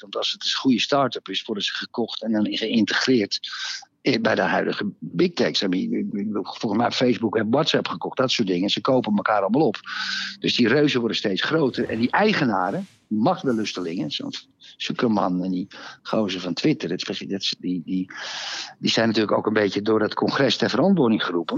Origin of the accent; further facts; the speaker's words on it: Netherlands; als Nederlander